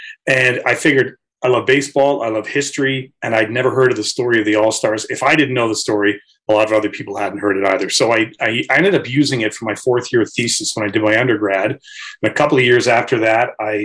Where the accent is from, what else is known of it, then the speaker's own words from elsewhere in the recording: Chatham, Ontario, Canada; I grew up in Chatham, Ontario.